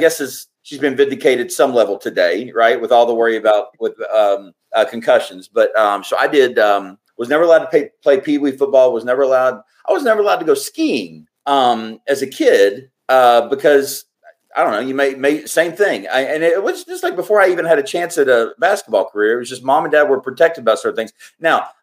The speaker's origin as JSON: {"language": "English", "town": "Somerset", "region": "Kentucky", "country": "United States", "tie": "born or raised there", "also_born_or_lived": "Fort Walton Beach, Florida", "said": "I grew up in Somerset, Kentucky"}